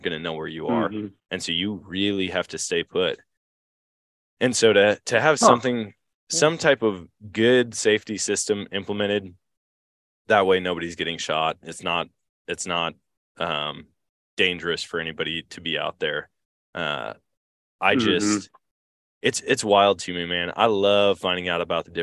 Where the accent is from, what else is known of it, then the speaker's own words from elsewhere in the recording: Eau Claire, Wisconsin, United States; moved away; I grew up in Wisconsin or in Eau Claire